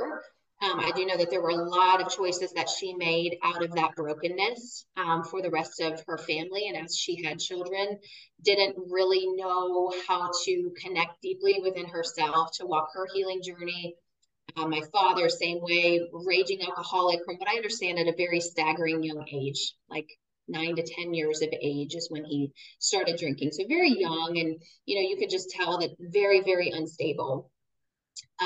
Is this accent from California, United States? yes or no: yes; near San Francisco, California, United States; I was born near San Francisco, California